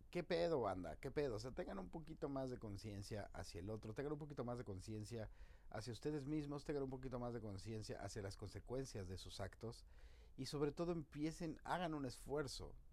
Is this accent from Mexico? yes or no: yes; Mexico; Como mexicanos tenemos que empezar a ponernos pilas.